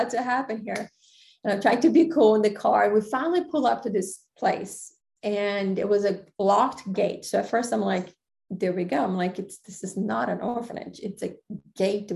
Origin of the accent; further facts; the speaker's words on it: Brazil; also born or lived in Greece / Thailand; now in United States; I grew up in Brazil